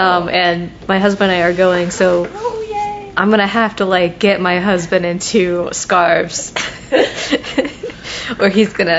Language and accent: English; Oklahoma, United States; I'm from Oklahoma.